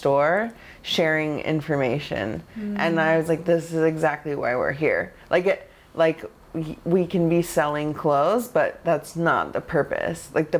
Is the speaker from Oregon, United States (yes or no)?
yes; Oregon, United States; now in New York, United States; I grew up in Oregon. I didn't grow up like on our res.